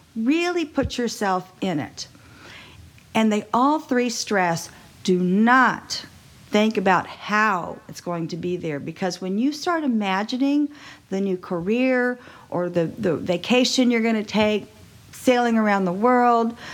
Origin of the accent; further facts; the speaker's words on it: Texas, United States; I was raised in Texas